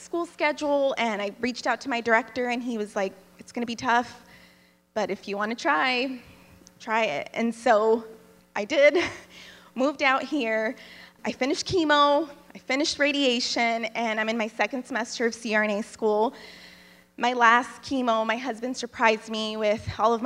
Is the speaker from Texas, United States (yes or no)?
yes; Texas, United States; now in Jackson, Tennessee, United States; I'm in Jackson, Tennessee, but I'm from Texas